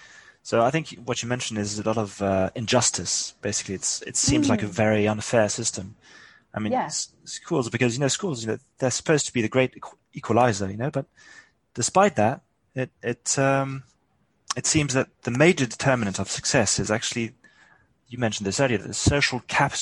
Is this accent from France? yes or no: yes; France; My parents were actually British and they brought me up in France.